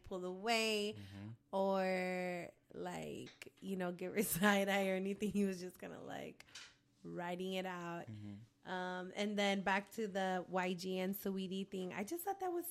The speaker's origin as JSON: {"language": "English", "town": "San Diego", "region": "California", "country": "United States", "tie": "born or raised there", "said": "I'm born and raised in San Diego"}